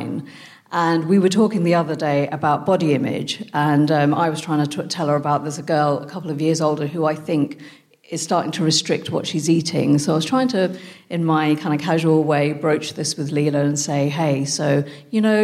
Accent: United Kingdom; also born or lived in France; I'm British Indian

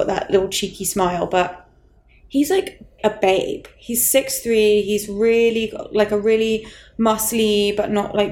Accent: England, United Kingdom; As an English person

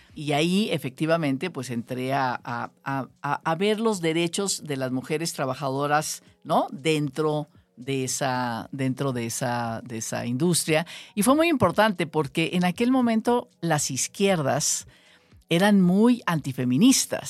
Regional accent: Ciudad Obregón, Sonora, Mexico; now in Mexico City, Mexico; Yo soy sonorense, sonorense de Ciudad Obregón

